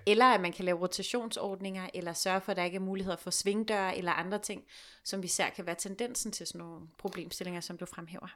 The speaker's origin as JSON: {"language": "Danish", "town": "Copenhagen", "region": "Capital Region of Denmark", "country": "Denmark", "said": "er jeg selv fra Sydhavn, bor på Vesterbro"}